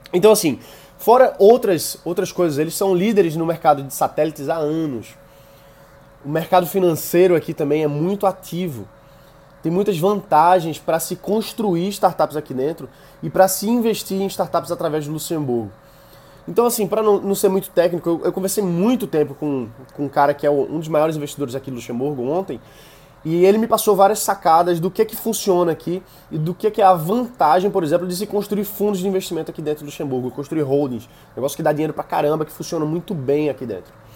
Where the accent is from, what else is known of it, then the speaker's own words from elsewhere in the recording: Brazil; sou do Brasil